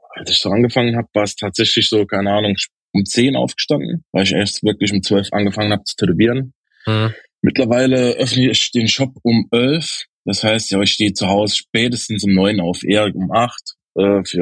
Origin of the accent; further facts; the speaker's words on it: Dudweiler, Saarland, Germany; Genau, ich bin aus einem kleinen Nebenort von Saarbrücken, aus Duttweiler direkt.